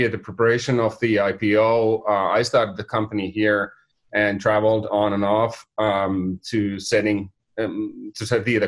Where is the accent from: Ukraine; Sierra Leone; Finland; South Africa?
Finland; accent: Finnish; now in California, United States; I'm from Finland, and my name and my accent is from Finland too